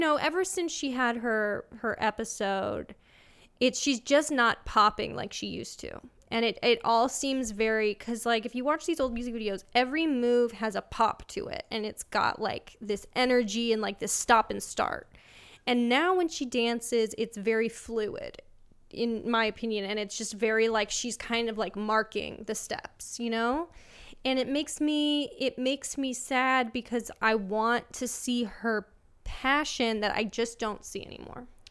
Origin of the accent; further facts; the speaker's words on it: Los Angeles, California, United States; I'm from L A.